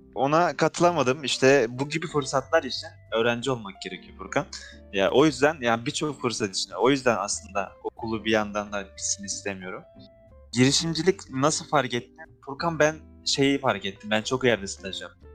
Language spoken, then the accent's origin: Turkish; Tarsus, Mersin, Turkey; ben şimdi Tarsus'un bir köyünde Mersin'in Tarsus'un bir köyünde doğdum. Şimdi oradan lise lise hayatım. Orada zaten köyde ne yaşayabilirsin? Liseye geçtim. Lisede de merkeze gidip geliyordum Tarsus'un merkezine